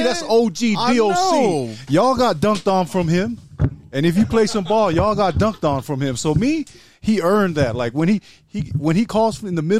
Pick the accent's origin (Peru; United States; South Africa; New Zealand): New Zealand; We're from New Zealand.